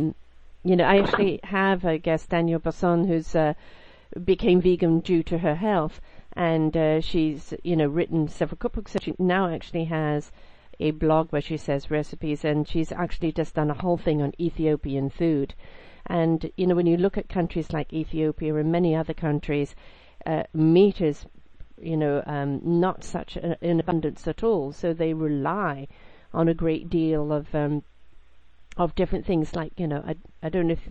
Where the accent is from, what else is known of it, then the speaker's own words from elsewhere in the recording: United Kingdom; I'm British